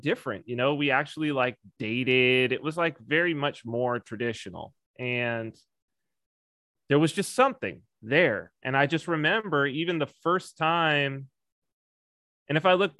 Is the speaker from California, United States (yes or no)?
yes; San Bernardino, California, United States; moved away; also born or lived in Washington, D.C. / Las Vegas; I was raised in Southern California in San Bernardino